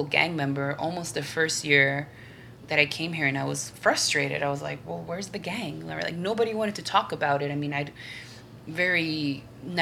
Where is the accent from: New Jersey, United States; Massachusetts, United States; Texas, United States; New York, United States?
New York, United States; moved away as an adult; now in El Salvador; I was born in New York, but I'm of Venezuelan descent.